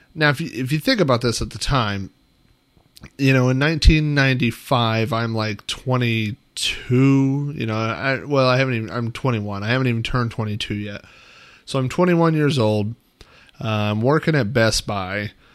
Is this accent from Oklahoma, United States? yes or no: yes; Oklahoma, United States; a kid and growing up in the Midwest, in the middle of Oklahoma